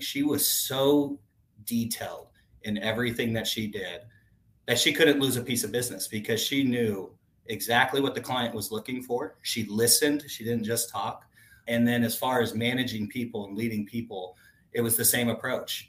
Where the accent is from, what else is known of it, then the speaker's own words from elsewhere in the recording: Tucson, Arizona, United States; I grew up in Tucson, Arizona.